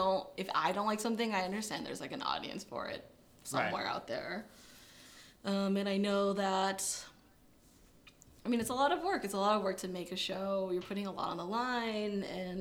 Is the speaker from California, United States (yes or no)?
yes; Milpitas, California, United States; moved away as an adult; now in Los Angeles, United States; Born and raised in the Bay Area, Milpitas